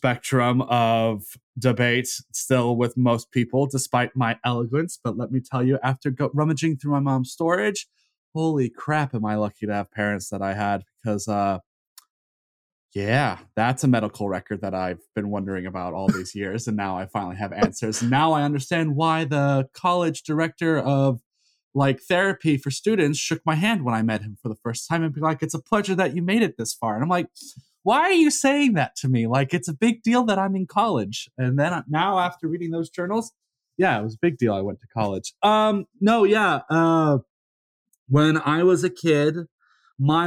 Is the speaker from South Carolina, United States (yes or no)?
yes; South Carolina, United States; moved away as an adult; also born or lived in Texas / Florida / Seoul, South Korea; I was born in Texas. I grew up in South Carolina